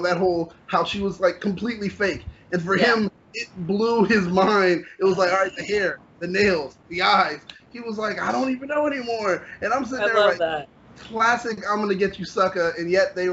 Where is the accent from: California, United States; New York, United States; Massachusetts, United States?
New York, United States; when I was young, growing up in New York